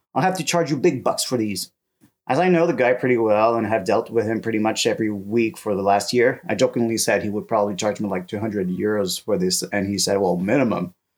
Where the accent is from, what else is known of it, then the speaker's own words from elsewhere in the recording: Canada; now in France; As a Canadian living in France